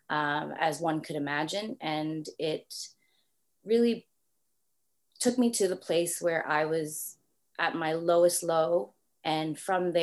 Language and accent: English; Toronto, Ontario, Canada; from Toronto, Canada. So you might hear a little bit of accent. People say I do have a little something when I say about or something like that.